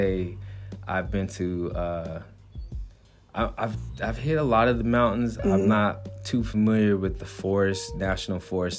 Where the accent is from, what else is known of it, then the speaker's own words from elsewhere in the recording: Pueblo, Colorado, United States; also born or lived in Denver, Colorado; I was born and raised in Pueblo, Colorado. Mm-hmm. I would consider myself a native because I lived in Denver and Colorado Springs